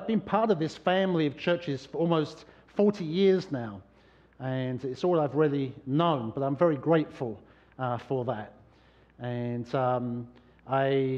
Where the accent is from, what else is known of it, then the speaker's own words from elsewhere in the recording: London, United Kingdom; now in New Hampshire, United States; I was born in London, and it was the place I grew up